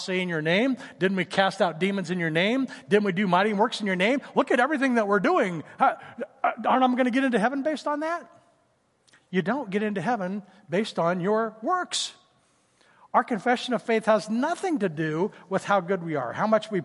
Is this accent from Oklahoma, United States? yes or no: yes; Tulsa, Oklahoma, United States; when I was growing up in Tulsa